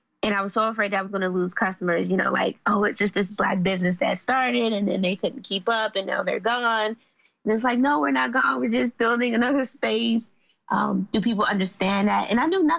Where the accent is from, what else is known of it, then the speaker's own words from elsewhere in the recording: Washington, District of Columbia, United States; also born or lived in Forestville, Maryland; So I grew up in Southeast D.C. and Southeast D.C. is, I mean, it's the hood.